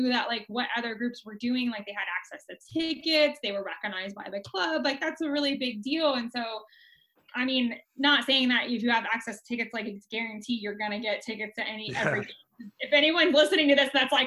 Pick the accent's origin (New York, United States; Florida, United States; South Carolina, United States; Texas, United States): Florida, United States; Central; I'm originally from Central Florida, I moved back here